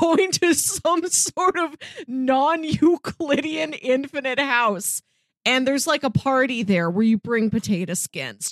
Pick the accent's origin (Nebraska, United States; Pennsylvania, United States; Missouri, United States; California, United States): Missouri, United States; born or raised there